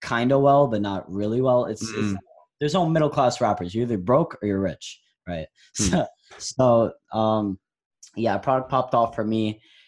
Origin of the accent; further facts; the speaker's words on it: New York City, New York, United States; I'm from Brooklyn, New York, 17 years old